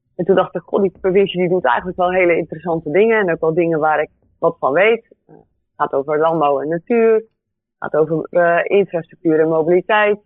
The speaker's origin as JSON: {"language": "Dutch", "area": "Goeree-Overflakkee", "region": "South Holland", "country": "Netherlands", "tie": "born or raised there", "also_born_or_lived": "Delft", "said": "Dus ik kom van uh, Couré Overflakke. Ehm, ben daar geboren en getogen."}